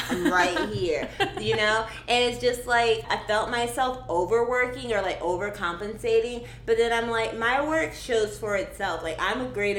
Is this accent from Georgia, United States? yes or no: yes; Georgia, United States; moved away as an adult; now in Minneapolis, United States; I'm from Georgia originally